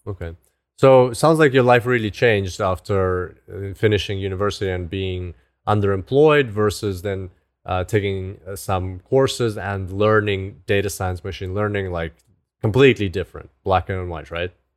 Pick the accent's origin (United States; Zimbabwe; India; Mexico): Zimbabwe; moved away; I grew up in Africa, in, in Zimbabwe. So, but I haven't been back there for so long